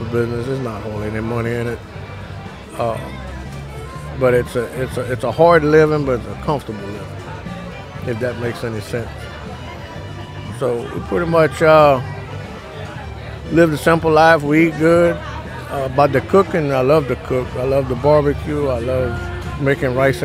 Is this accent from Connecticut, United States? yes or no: no; Houma, Louisiana, United States; I'm from Houma, Louisiana. And, as a kid, you see them building the boats on the side of the bay